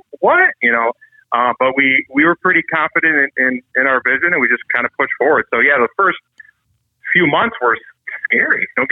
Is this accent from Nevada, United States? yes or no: no; Michigan, United States; we're from Michigan